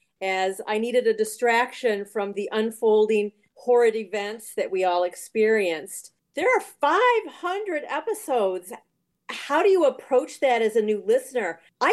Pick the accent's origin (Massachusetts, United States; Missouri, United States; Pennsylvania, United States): Massachusetts, United States; Boston; from the Boston area.